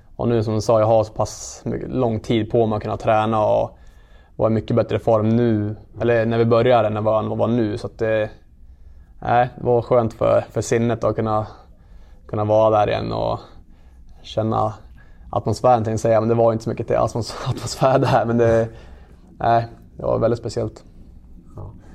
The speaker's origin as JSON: {"language": "Swedish", "town": "Gävle", "region": "Gävleborg County", "country": "Sweden", "said": "Alla vi spelar som är härifrån."}